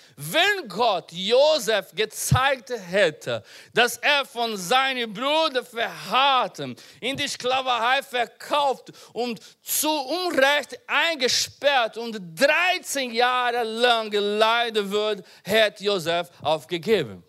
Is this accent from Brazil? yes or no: yes; Brazil; German is a second language; also born or lived in Portugal; now in Germany; ich bin in Brasilien geboren